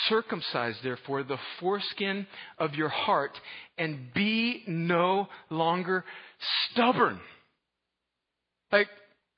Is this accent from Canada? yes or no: no; United States; I'm an American, I'm a Westerner